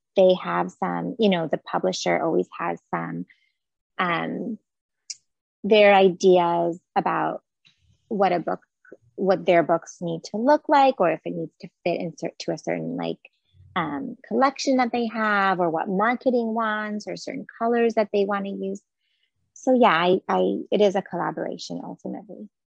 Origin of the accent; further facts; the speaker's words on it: Jerusalem, Jerusalem District, Israel; moved away as an adult; now in United States; I am originally from Jerusalem in Israel, so I grew up there. And I moved to the States for um, grad school with my husband.